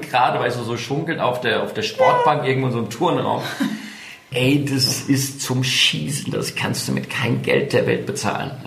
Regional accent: Taunus, Hesse, Germany; moved away as an adult; now in Mainz, Germany; Ich bin ja selbst in, im Taunus groß geworden.

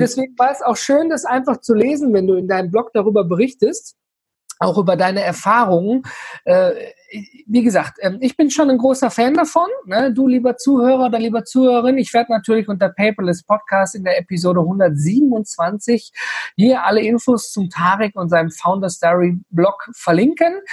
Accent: Ruhr area and Rhineland, North Rhine-Westphalia, Germany; wir kommen hier aus, äh, aus dem Ruhrgebiet und Rheinland drumherum

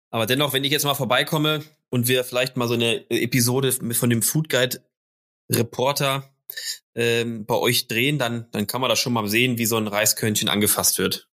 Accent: Hamburg, Germany; als Hamburger

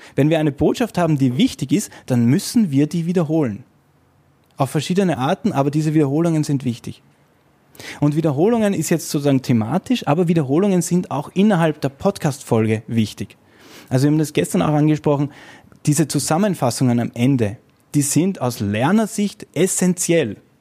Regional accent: Vienna, Austria; ich komme aus Wien

